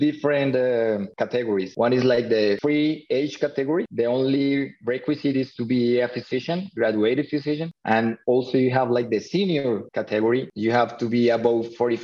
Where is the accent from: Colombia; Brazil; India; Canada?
Colombia; also born or lived in Cali, Colombia; I'm from Colombia. I work in a city named Cali